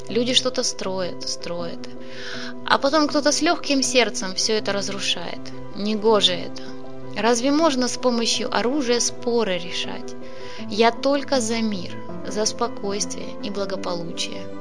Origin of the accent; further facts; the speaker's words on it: Zaporizhzhia, Zaporizhzhia Oblast, Ukraine; moved away as an adult; now in Mariupol, Ukraine; Я не отсюда родом, я из Запорожья. В Мариуполе живу уже 48 лет и уезжать отсюда не планировал.